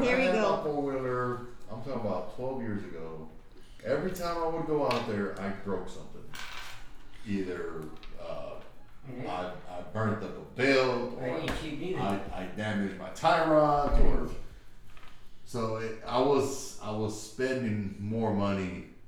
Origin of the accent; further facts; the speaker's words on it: California, United States; I'm from Cali. I just know people.